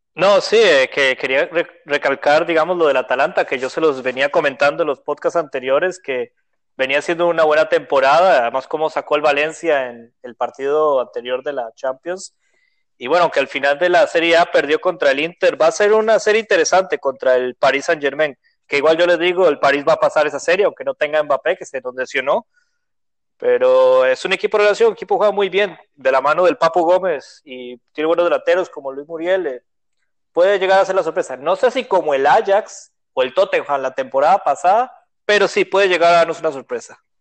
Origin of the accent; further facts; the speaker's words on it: Costa Rica; soy de Costa Rica